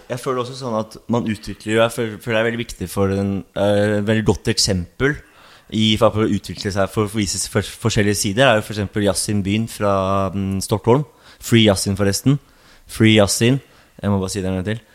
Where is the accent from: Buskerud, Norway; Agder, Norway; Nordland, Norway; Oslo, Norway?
Oslo, Norway; also born or lived in Sandefjord; Jeg er fra Oslo Hovseter